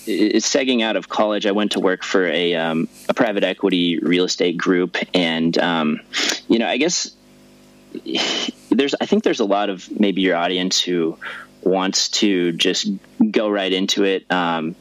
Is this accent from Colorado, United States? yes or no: yes; Denver, Colorado, United States; where I grew up in Denver